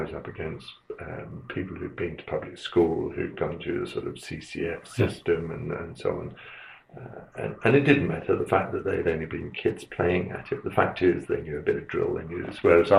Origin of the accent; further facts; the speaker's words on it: Aldershot, South East England, United Kingdom; born there; So I was born in Aldershot in 1951, because my father was in the army. I was born in the Louise Margaret Hospital.